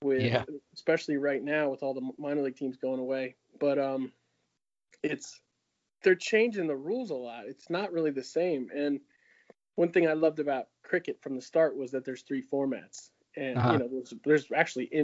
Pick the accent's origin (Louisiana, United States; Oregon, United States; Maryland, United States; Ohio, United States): Maryland, United States; moved away as an adult; also born or lived in North Carolina; now in Raleigh, United States; I'm from Maryland originally